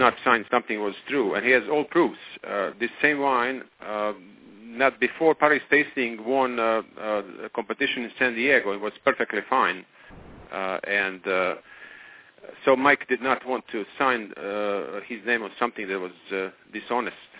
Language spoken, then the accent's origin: English; Croatia; now in Napa, United States; I'm from Croatia